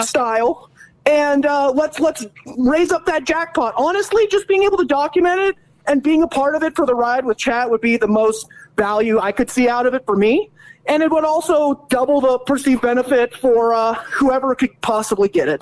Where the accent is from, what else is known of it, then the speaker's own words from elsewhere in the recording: California, United States; moved away as an adult; now in Colorado, United States; we're in California, born and raised there.